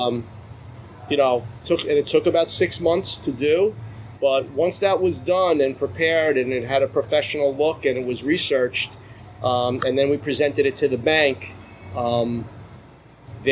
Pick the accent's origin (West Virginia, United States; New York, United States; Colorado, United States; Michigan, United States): New York, United States; Nassau County, Long Island; also born or lived in Brooklyn, New York; I basically grew up on Long Island. I mean, I think I was born in Brooklyn, but we moved out here pretty quick. So I was basically brought up out here in Nassau County